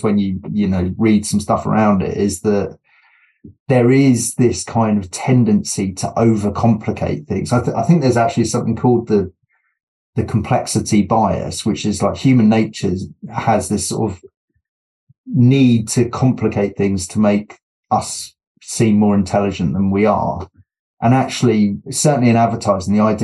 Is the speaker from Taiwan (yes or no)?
no; United Kingdom; being British